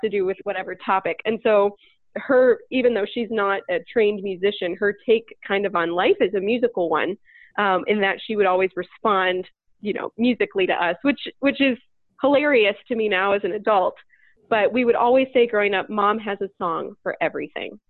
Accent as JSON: {"language": "English", "region": "Northeast Ohio", "country": "United States", "moved": "yes", "said": "I'm from Northeast Ohio. I'm I'm from where I am now"}